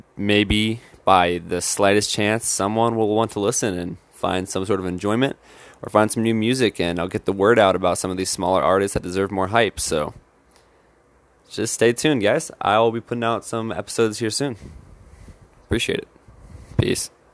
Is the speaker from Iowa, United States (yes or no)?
yes; Iowa, United States; I'm a seventeen-year-old and I'm from Iowa, graduating this year